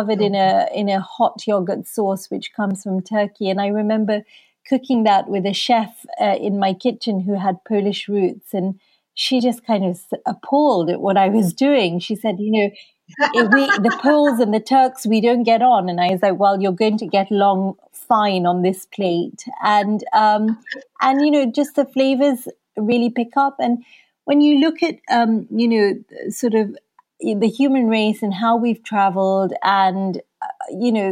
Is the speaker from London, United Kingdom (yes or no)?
yes; London, United Kingdom; also born or lived in Kenya; So I came to London when I was 7 years old from Kenya.